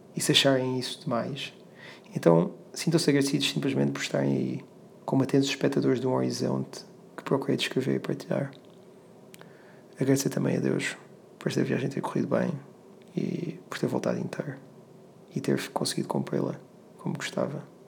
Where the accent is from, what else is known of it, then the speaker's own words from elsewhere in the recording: Lisbon, Portugal; regressar à minha terra, que é Lisboa